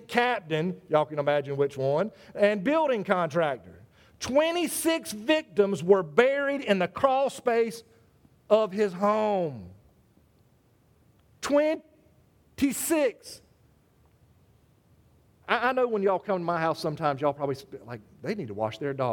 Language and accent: English; South Carolina, United States; South Carolina, my home state